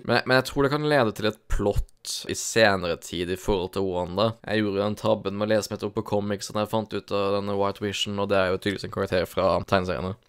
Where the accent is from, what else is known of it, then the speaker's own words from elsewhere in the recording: Grimstad, Agder, Norway; jeg er jo fra Sørlandet, nede på Grimstad